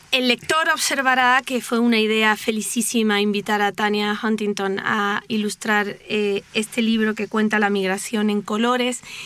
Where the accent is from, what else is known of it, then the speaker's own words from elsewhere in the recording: Spain; now in Mexico; Anuska y yo somos españolas y venimos a vivir a México